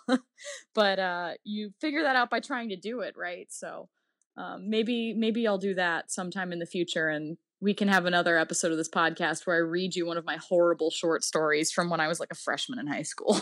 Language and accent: English; New Orleans, Louisiana, United States; moved away; also born or lived in Virginia; I grew up in the Deep South. New Orleans is very different than most of the rest of the Deep South